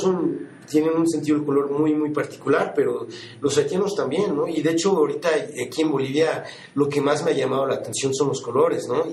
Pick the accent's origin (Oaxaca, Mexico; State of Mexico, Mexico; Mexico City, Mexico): Mexico City, Mexico; moved away as an adult; now in New York, United States; yo nací en la Ciudad de México y, y sí, bueno, eh, llevo 25 años que, que, me mudé a Nueva York, me mudé a los 19 años